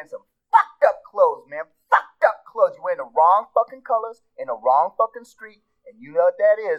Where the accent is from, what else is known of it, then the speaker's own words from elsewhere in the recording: Harlem, New York, United States; I'm from Harlem, New York.